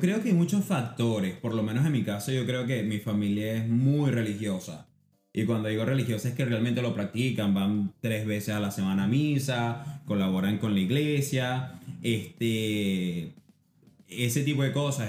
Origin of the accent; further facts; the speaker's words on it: Puerto Cabello, Carabobo, Venezuela; also born or lived in Barquisimeto, Venezuela / Florida, United States; now in Boston, United States; barquisimetano, pero me crié en Puerto Cabello